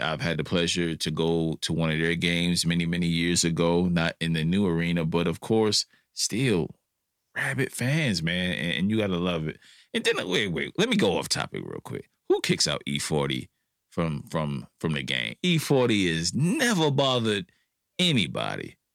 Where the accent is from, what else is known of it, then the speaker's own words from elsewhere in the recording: New York City, New York, United States; I'm from New York City